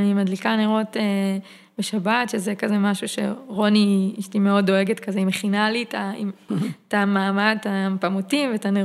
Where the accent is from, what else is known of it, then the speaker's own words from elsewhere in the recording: Karmiel, Northern District, Israel; אני גדלתי בכרמיאל, יצאתי מהארון בכרמיאל, לא בתל אביב